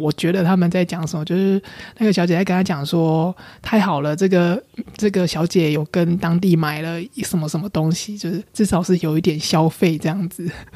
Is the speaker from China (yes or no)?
no; Taiwan; 我从台湾来啊